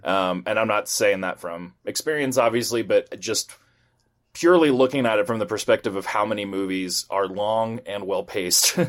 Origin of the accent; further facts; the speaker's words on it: United States; from the U S